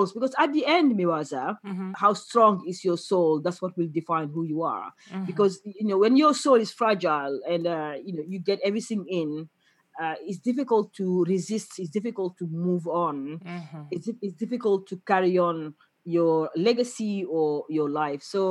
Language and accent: English; Senegal; I'm from Senegal